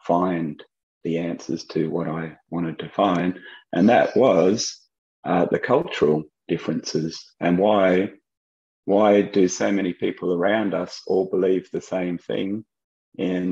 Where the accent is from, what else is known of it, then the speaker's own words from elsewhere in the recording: Australia; moved away as an adult; also born or lived in United States / France; growing up in Australia, what an awesome country to grow up